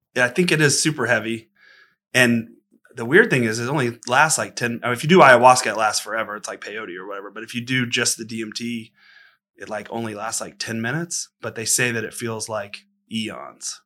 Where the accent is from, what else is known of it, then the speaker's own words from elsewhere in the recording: Austin, Texas, United States; I'm born and raised in Austin and kinda grew up around the kinda roots music scene.